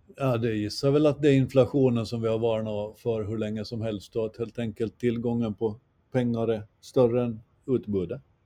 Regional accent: Gårdby, Kalmar County, Sweden; när vi växte upp i Gårdby

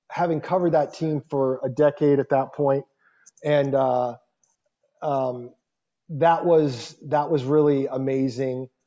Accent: Michigan, United States; I'm from Michigan originally.

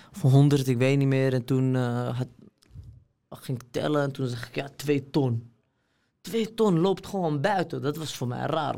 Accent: Amsterdam, North Holland, Netherlands; ik ben opgegroeid in Amsterdam-Oost

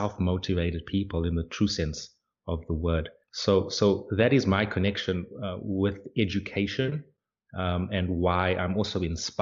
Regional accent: South Africa; moved away as an adult; now in Hungary; I'm a South African living in Hungary for the past 3 years or so

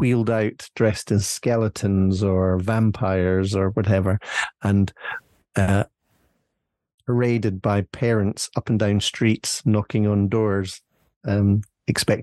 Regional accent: Scotland, United Kingdom; we in Scotland

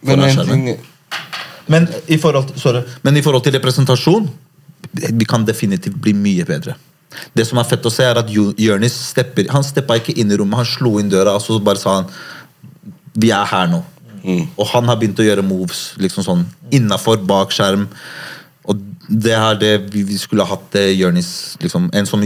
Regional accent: Morocco; now in Norway; Jeg er marokkaner

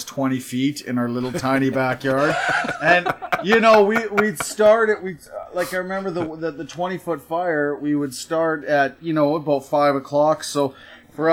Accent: Canada; also born or lived in Toronto; now in Calgary, Canada; I'm Canadian

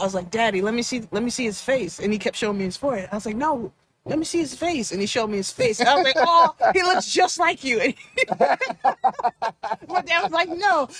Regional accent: Nigeria; Yeah, I mean, I claim like Nigeria because I am Nigerian.

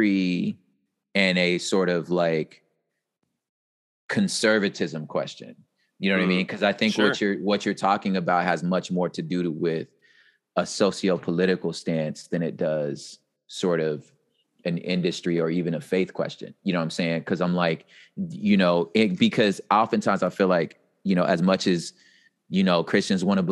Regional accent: West Coast, United States; I'm from the West Coast.

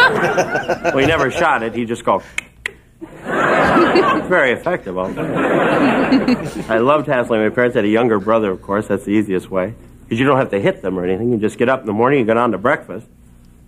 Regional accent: Minnesota, United States; moved away; I am from Minnesota.

